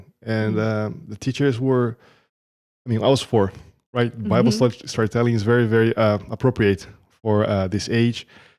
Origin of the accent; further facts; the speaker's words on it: Brazil; now in United States; So I came from Brazil. I'm living here for the past 7 years in the America.